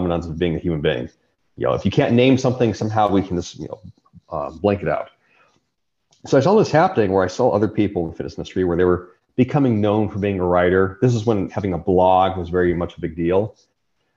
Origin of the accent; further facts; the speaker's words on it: Riverside County, California, United States; the county I grew up in California, Riverside County